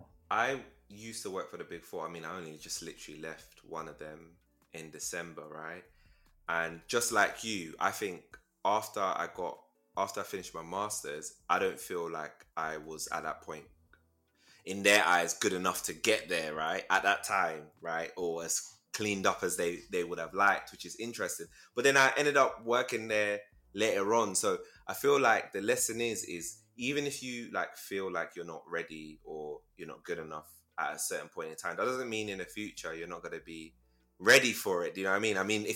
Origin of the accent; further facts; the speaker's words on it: Nigeria; I'm Nigerian too. So my dad's Ijaw, and then my mom's Igbo. So So, plus my mom's like Sierra Leonean as well.